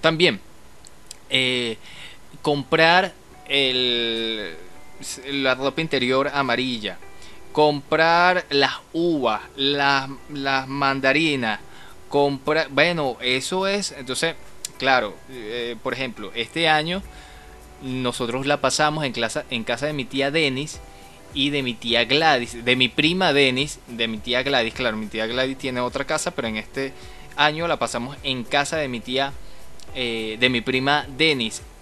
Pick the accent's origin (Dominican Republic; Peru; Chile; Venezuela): Venezuela; Caracas, Capital District; todos somos de Caracas